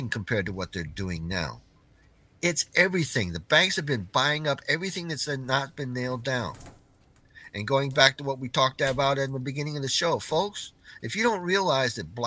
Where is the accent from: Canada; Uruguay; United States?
United States; Clarksville, Tennessee; my hometown here in Clarksville, Tennessee